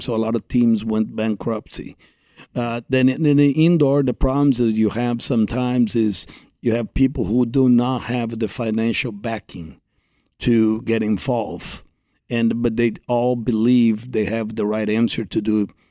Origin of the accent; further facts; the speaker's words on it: Brazil; English is a second language; moved away as an adult; growing up in Brazil